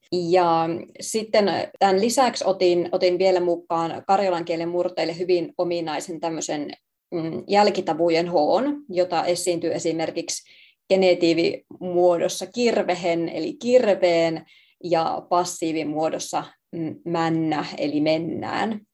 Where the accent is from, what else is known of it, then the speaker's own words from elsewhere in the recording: Savonlinna, South Savo, Finland; me on tosiaan kotoisin siis Savonlinnasta